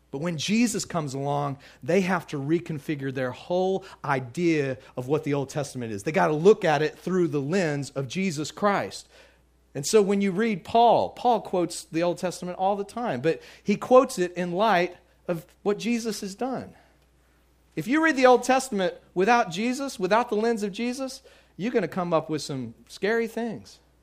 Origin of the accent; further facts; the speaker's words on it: Midland, Texas, United States; moved away; also born or lived in Louisiana; I grew up out in, in Midland, Texas, and lived out in the, in the country a little bit